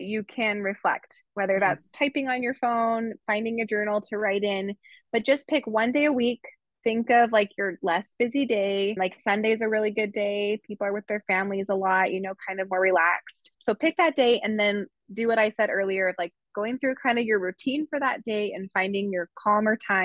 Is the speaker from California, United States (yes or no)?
yes; California, United States; I grew up in California